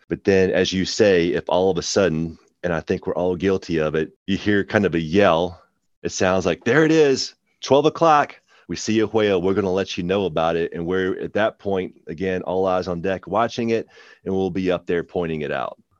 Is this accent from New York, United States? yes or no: no; Shenandoah Valley, Virginia, United States; now in Virginia Beach, United States; I grew up in the Shenandoah Valley